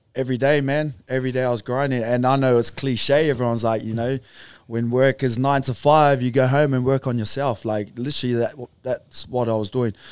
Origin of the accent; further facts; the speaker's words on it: Auckland, New Zealand; moved away; I was born in Auckland, New Zealand. I said that before, a small place called Beach Haven in the North Shore